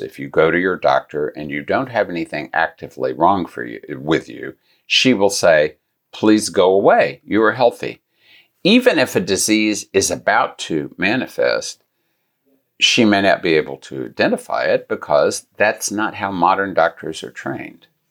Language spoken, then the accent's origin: English; Gulf Coast, United States; I grew up near the Gulf Coast